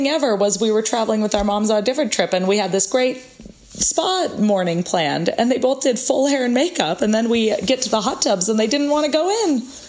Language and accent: English; United States; Yeah, and we were like, oh, haha, yeah, of course, we're from the States.